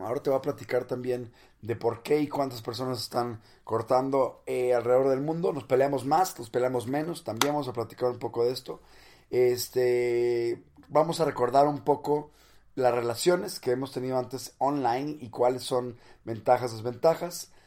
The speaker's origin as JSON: {"language": "Spanish", "town": "Monterrey", "region": "Nuevo León", "country": "Mexico", "said": "no soy chilango, soy de Monterrey, del norte de México"}